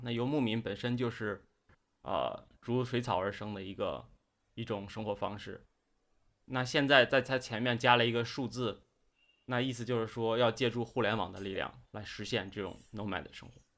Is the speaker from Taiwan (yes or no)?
no; Inner Mongolia, China; moved away as an adult; also born or lived in Beijing; 我是在内蒙古长大的嗯。，然后呢，我后来上大学去了北京